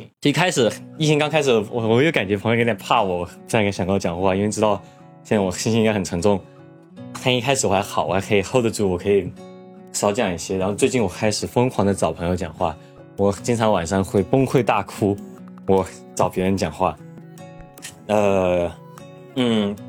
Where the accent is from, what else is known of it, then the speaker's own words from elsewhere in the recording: Chengdu, Sichuan, China; 我从成都来的，这个这个